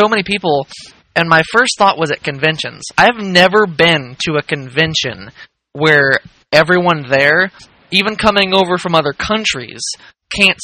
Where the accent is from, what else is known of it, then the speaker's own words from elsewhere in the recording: United States; we're American